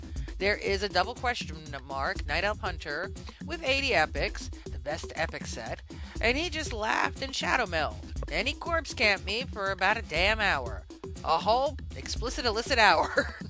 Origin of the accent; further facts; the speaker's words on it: Sweden; English is a second language; This is … of the Spinebreaker EU, and I'm from Sweden.